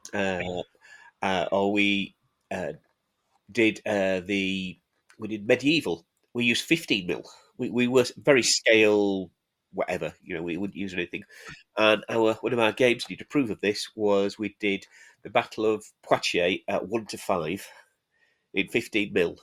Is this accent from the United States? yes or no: no; Halifax, Yorkshire and the Humber, United Kingdom; also born or lived in Sheffield; Born and bred there